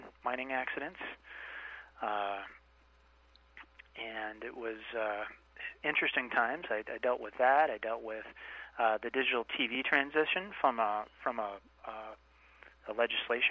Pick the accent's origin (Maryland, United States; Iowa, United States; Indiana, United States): Iowa, United States; moved away as an adult; also born or lived in Washington, D.C.; I grew up in Iowa, as I think I said earlier, and went to school at the University of Iowa